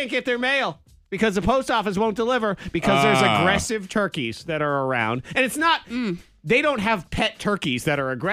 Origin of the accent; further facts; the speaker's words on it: New England, United States; We grew up in New England